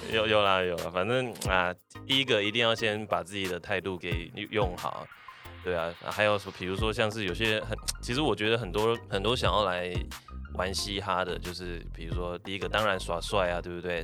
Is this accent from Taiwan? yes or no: yes; Kaohsiung, Taiwan; 我是土生土长高雄人啊对，诶，然后我，对，国高中都在高雄，然后大学的时候我转过两，两间学校，一，一间是高一，一间是高四，啊，都在高雄